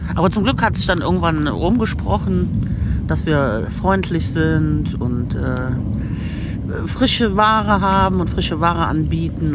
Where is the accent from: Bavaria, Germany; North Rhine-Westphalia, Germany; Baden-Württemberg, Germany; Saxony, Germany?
North Rhine-Westphalia, Germany; Aachen; moved away as an adult; also born or lived in Cologne; ich würde den Laden meiner Eltern übernehmen in Aachen